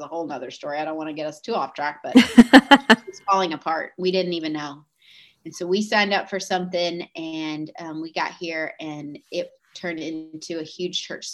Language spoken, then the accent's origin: English; Georgia, United States; moved away as an adult; now in Omaha, United States; we're from Georgia